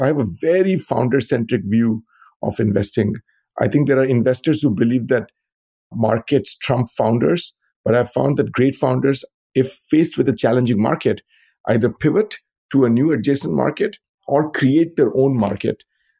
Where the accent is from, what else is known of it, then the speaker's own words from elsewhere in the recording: India; moved away as an adult; now in United States; So I grew up in India, where I got a bachelor's degree in computer science. Like many people, I came to the U.S. to get to go to graduate school.